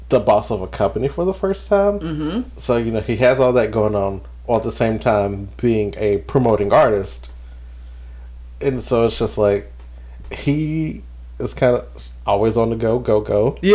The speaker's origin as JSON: {"language": "English", "region": "New Jersey", "country": "United States", "said": "I'm, I'm, I'm a girl from Jersey. You gonna get me? I'm loud."}